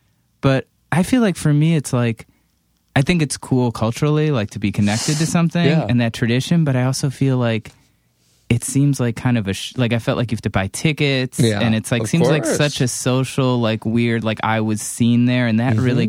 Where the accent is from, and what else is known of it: Cleveland, Ohio, United States